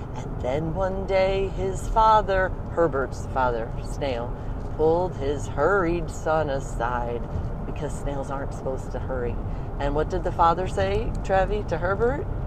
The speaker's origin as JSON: {"language": "English", "town": "St. Louis", "region": "Missouri", "country": "United States", "tie": "born or raised there", "also_born_or_lived": "Ohio", "moved": "yes", "lives_now": "St. Louis, United States", "said": "back to St. Louis where I was raised"}